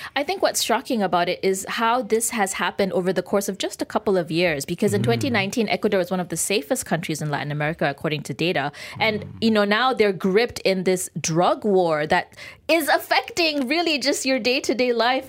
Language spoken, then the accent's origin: English; Malaysia; we're grateful to be Malaysian